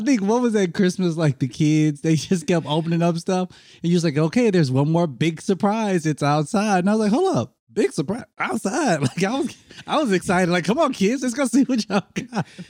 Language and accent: English; Mississippi, United States; I grew up in Mississippi